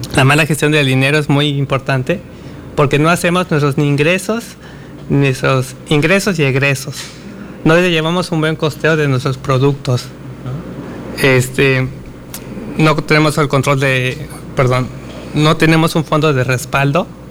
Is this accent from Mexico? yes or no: yes; Mexico; Como mexicanos.